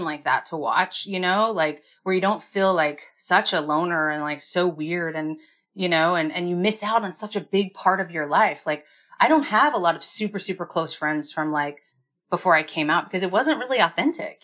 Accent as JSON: {"language": "English", "region": "Kansas", "country": "United States", "said": "I'm from Kansas"}